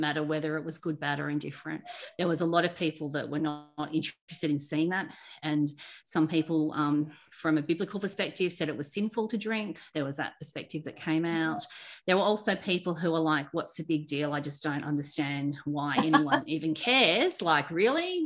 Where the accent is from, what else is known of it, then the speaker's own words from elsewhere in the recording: Sydney, New South Wales, Australia; I grew up in Sydney on the northern beaches